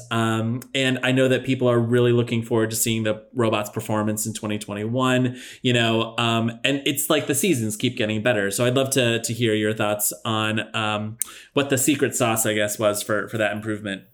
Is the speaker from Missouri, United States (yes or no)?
no; Palo Alto, California, United States; I grew up in Palo Alto